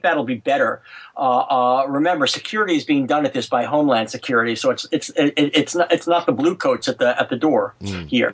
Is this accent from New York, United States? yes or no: yes; New York, United States; all of us kids growing up in New York in the 50s